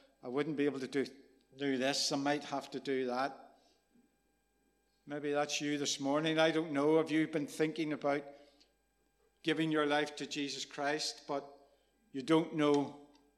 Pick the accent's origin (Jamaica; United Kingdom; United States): United Kingdom; Rathcoole, Northern Ireland; I was growing up in Rathcoole, there was two tribes.